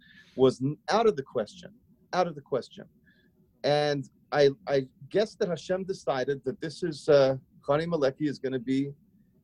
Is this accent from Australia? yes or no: yes; Sydney, New South Wales, Australia; moved away as an adult; now in Brooklyn, United States; I grew up in Australia. I'm from Sydney, Australia. You might still hear a hint of a twang, a hint of my accent